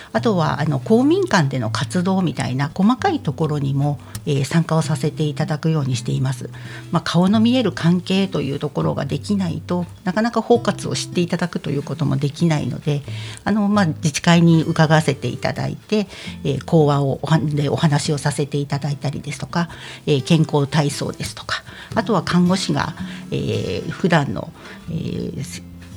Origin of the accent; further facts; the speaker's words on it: Odawara, Kanagawa, Japan; 私は実は小田原生まれ、小田原育ちなので